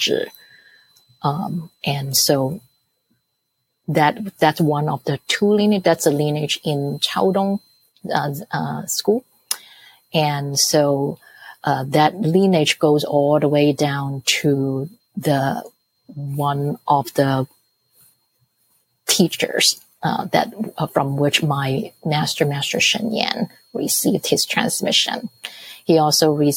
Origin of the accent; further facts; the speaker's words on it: Hong Kong; English is a second language; also born or lived in New Jersey; now in United States; I was born in Hong Kong, grew up in Hong Kong, grew up in the British education system there.